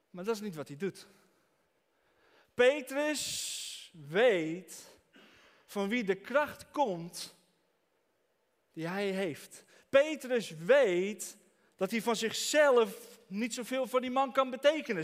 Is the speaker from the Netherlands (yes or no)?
yes; Franeker, Friesland, Netherlands; Ik kom uit Franeker.